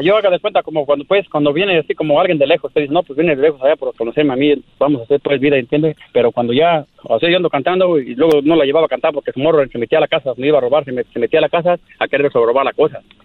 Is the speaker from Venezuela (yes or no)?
no; Michoacán, Mexico; somos michoacanos